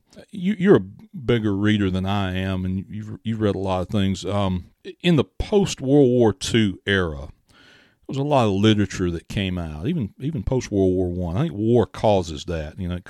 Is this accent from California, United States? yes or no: no; Mathiston, Mississippi, United States; why is it important that if I'm from Mathiston that I know who Mr. Mathis was